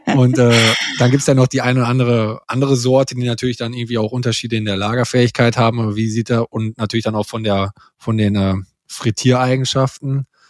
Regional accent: North Rhine-Westphalia, Germany; hier am Niederrhein, oder wo ich herkomme aus der Gegend

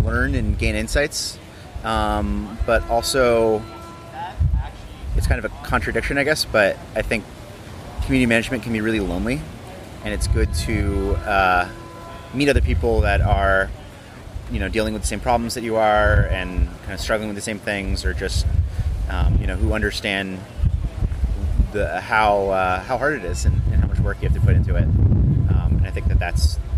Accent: near Boston, Massachusetts, United States; now in New York, United States; I grew up near Boston, Massachusetts.

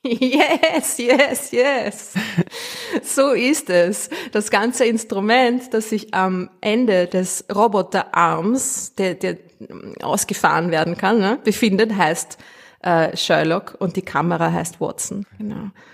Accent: Austria; accent: Austrian

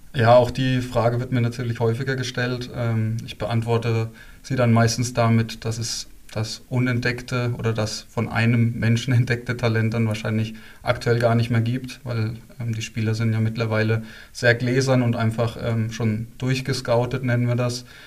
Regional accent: Bad Kissingen, Bavaria, Germany; moved away as an adult; now in Freiburg, Germany; ich bin in Bad Kissing geboren und aufgewachsen

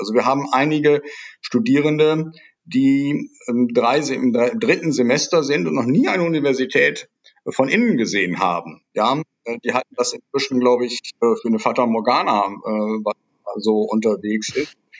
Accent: Nordhorn, Lower Saxony, Germany; moved away as an adult; also born or lived in Münster / Netherlands; ich bin geboren in Nordhorn, das ist die Kreisstadt der Grafschaft Bentheim, direkt an der holländischen Grenze

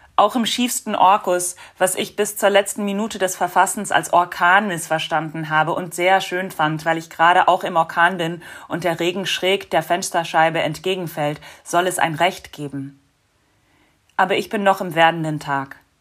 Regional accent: United States; now in Berlin, Germany; in den Vereinigten Staaten, wo ich groß geworden bin

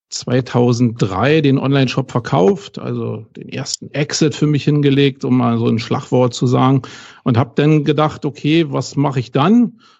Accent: Berlin, Germany; ich bin aus Berlin, das hört man ziemlich schnell, glaube ich, aber eben aus West-Berlin, ja.

